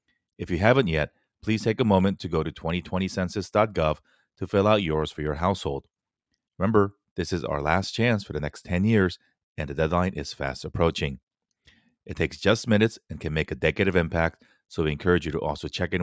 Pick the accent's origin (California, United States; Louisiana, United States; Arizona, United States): California, United States; Fullerton; I grew up in North Orange County.